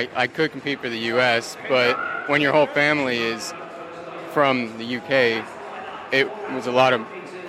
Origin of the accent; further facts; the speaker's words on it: United States; born there; Both my parents are British and all of my family is. It just so happened that I was born in the States.